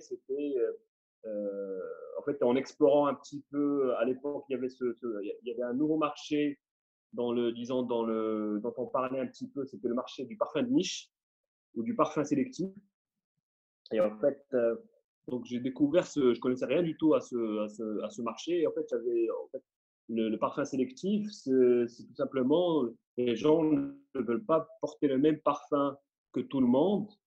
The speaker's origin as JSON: {"language": "French", "country": "Morocco", "said": "j'étais du Maroc"}